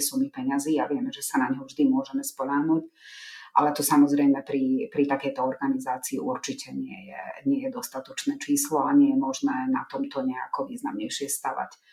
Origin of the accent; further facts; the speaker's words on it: Slovakia; Ja sama som z mesta, kde je veľmi výrazná rómska menšina